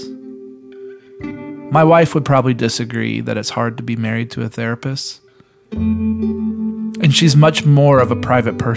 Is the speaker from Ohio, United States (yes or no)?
no; Tennessee, United States; Mason and I grew up together in Tennessee